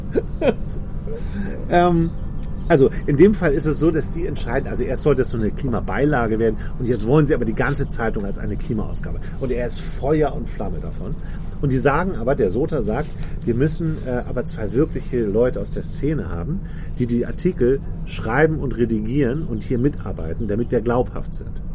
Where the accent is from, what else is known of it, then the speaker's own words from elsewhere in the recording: Hamburg, Germany; moved away as an adult; kommst ja aus einer Großstadt, ich auch, wir sind beide Hamburger, leben aber jetzt beide auf dem Land